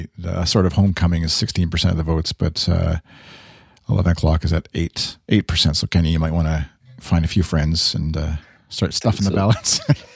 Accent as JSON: {"language": "English", "country": "Canada", "accent": "Canadian", "said": "my little Canadian accent slipped in there"}